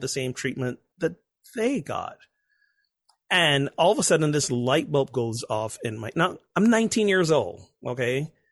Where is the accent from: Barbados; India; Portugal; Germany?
Barbados; moved away as an adult; was born and grew up in Barbados, a tiny Caribbean island, for nineteen, twenty years